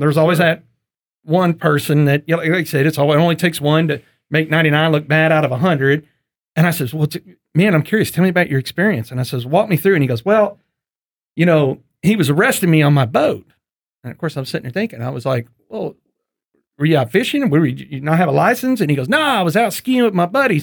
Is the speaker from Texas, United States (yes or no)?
yes; East Texas, United States; I grew up in the country, and I grew up hunting in East Texas